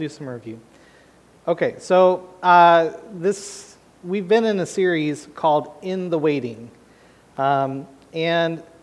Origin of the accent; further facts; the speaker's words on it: Portland, United States; moved away; I'm from Portland